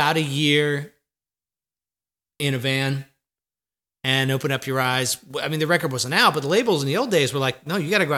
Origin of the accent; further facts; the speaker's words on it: Jersey Shore, New Jersey, United States; now in Nashville, United States; I came from the Jersey Shore in probably the worst time to grow up on the Jersey Shore in the 80s